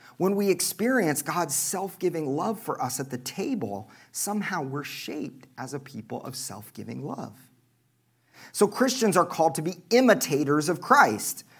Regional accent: Oklahoma, United States; moved away; I'm from Oklahoma

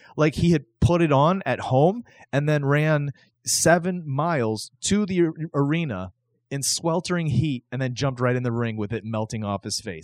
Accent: the South, United States; I grew up watching wrestling in the South

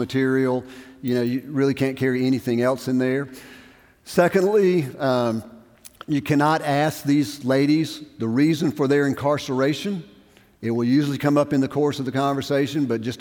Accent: Brookhaven, Mississippi, United States; moved away; I'm from Brookhaven, Mississippi.

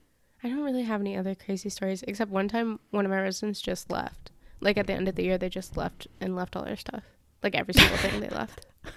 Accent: Seattle, Washington, United States; people will be like, oh, I'm from Washington. And they're like, oh, DC, that's cool. And I'm like, no. So I just say I'm from Seattle

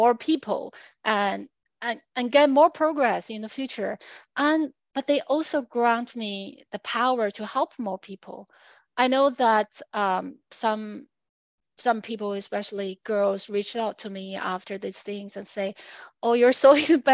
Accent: China; moved away; also born or lived in United States / Australia; I'm from China

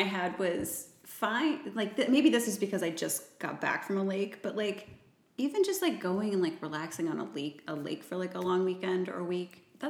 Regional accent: Columbus, Ohio, United States; where are you from? And I said, Columbus.

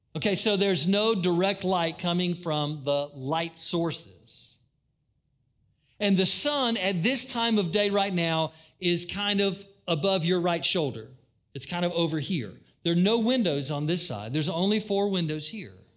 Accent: Daytona Beach, Florida, United States; Growing up in Daytona, it was always wonderful to watch the people who came down from up north

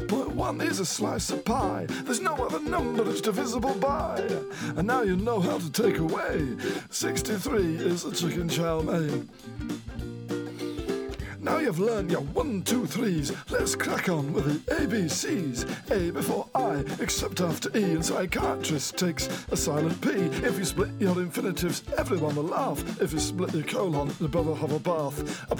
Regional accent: Stockport, North West England, United Kingdom; born there; also born or lived in West Sussex / Norfolk / Bath / Plaistow; Now, I moved around, as I say, a lot as a child. I was born in Stockport.

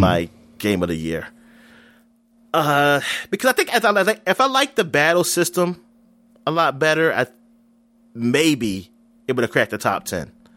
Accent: United States; I'm American

